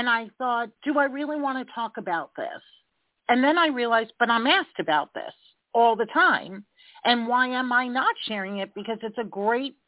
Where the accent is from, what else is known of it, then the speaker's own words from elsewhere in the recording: New York, United States; I'm a New Yorker, bottom line kind of gal